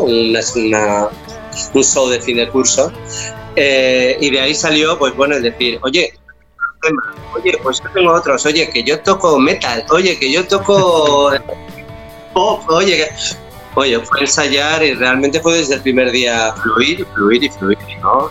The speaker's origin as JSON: {"language": "Spanish", "town": "León", "region": "Castile and León", "country": "Spain", "moved": "yes", "lives_now": "Barcelona, Spain", "said": "yo soy del norte de España, soy de León"}